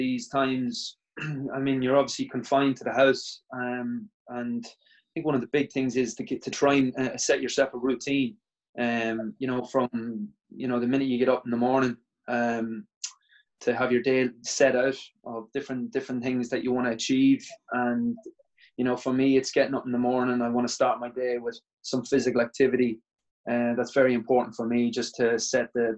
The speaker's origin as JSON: {"language": "English", "country": "Ireland", "tie": "born or raised there", "said": "I'm from Ireland. I'm the current Fed Cup captain for Ireland."}